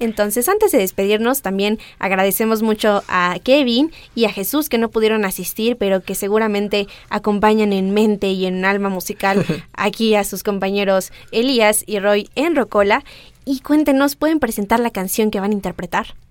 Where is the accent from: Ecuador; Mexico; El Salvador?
Mexico; somos mexicanos